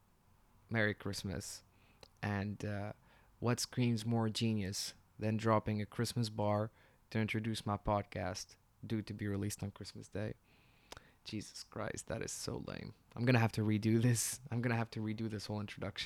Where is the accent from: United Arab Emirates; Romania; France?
United Arab Emirates; Abu Dhabi; moved away as an adult; also born or lived in Tunisia / England; I'm from Tunisia. I've lived in the UAE, in Abu Dhabi, from 2008 till 2016, and further, and after 2016, of course, as I would call it my home even to this day. But I was raised in Abu Dhabi for most of my life